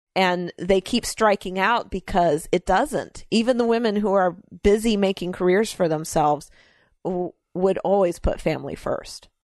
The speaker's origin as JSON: {"language": "English", "region": "the South", "country": "United States", "tie": "born or raised there", "said": "I was raised in the South"}